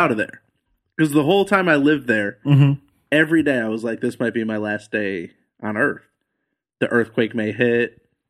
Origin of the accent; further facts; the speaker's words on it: Lakeville, Michigan, United States; also born or lived in California; now in Austin, United States; I was born in Lakeville.